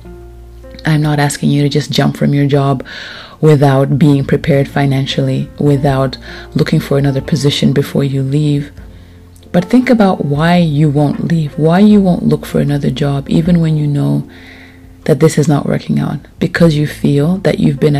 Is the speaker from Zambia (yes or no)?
yes; Lusaka, Lusaka Province, Zambia; moved away; I moved, yet again, to Lusaka, Zambia, where I'm from. I am back in my hometown.